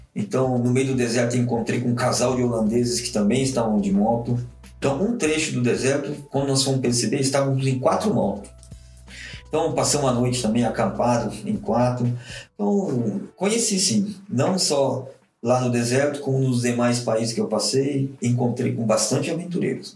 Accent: Brazil; moved away as an adult; also born or lived in Japan; sou brasileiro

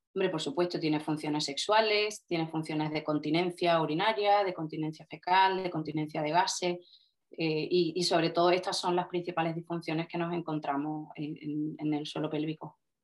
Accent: Cádiz, Andalusia, Spain; yo soy una fisio de Cádiz

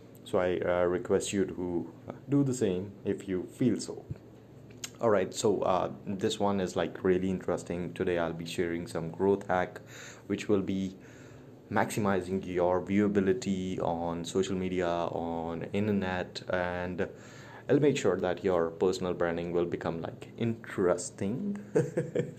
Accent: Chandigarh, India; moved away as an adult; also born or lived in Chennai; now in New Delhi, India; I'm from India, born in Chandigarh, that is the green city of India. And I've been residing in New Delhi for quite a long time.

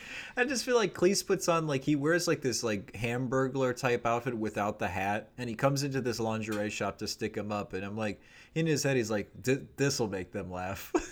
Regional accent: United States; me as an American, you know, 34 year old in 2023

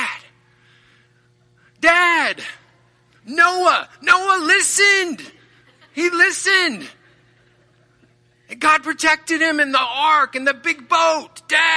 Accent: southeast Kansas, United States; moved away; my hometown is in southeast Kansas

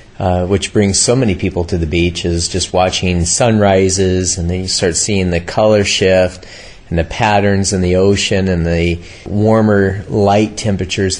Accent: Southern California, United States; Grew up in California, born, raised here in Southern California, on the beach, surfing

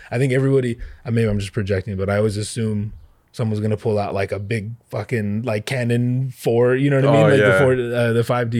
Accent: Hawaii, United States; I'm from here, but Hawaii.

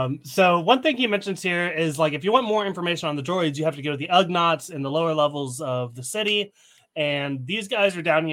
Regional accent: Tennessee, United States; I'm from Tennessee, right? I grew up with Southern hospitality.

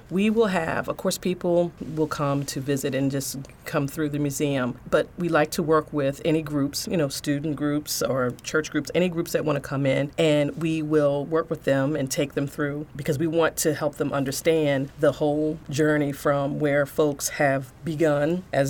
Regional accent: Sandy Spring, Maryland, United States; growing up in Sandy Spring and going through Montgomery County Public Schools, because I went through Montgomery County Public Schools

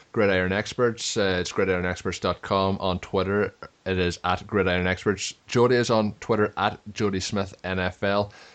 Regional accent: Ireland; I'm Irish

